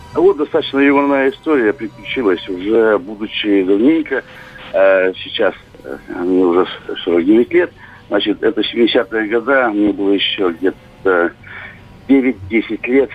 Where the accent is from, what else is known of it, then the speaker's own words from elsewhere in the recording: Udmurtia, Russia; я из Удмуртии